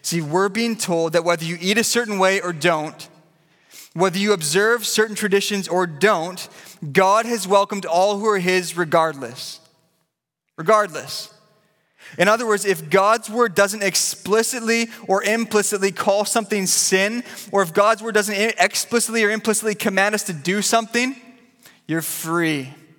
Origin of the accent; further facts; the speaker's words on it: Vancouver, British Columbia, Canada; You know, I grew up here in Vancouver, and I grew up going to a little church called Pilgrim Baptist.